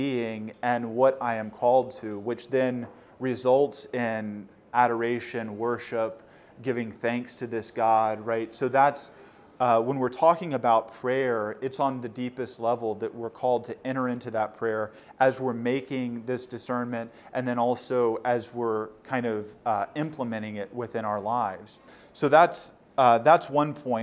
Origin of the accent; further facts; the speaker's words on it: Houston, Texas, United States; moved away as an adult; now in Baltimore, United States; I'm from Houston